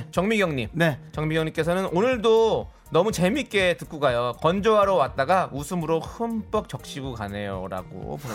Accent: Incheon, South Korea; 저의 고향 인천에

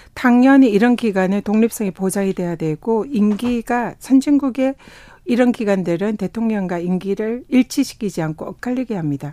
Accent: South Korea; also born or lived in Tongyeong / Busan; 저는 뭐 통영과 부산에서 태어나고 자라서 바다의 딸이다

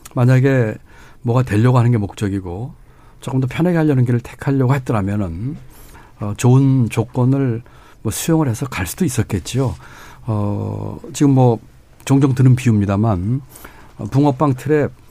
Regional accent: Gwangju, Gyeonggi Province, South Korea; also born or lived in Cheonggyecheon, Seoul; 중학교 때부터 청계천 무허가 판잣집에 살았고요. 음. 그게 철거돼서는 경기도 광주에 강제지대 천막집에서 살면서 중학교 고등학교를 다녔습니다

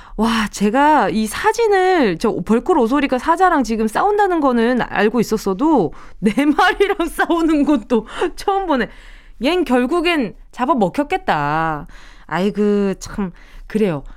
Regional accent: Busan, South Korea; now in Seoul, South Korea; 내가 부산에서 올라왔지만

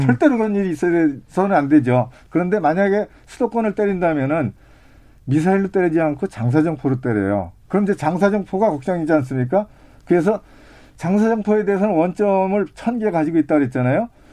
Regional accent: Gyeonggi Province, South Korea; 제가 이제 전방에서 태어나서 전방에서 살고 있어요.

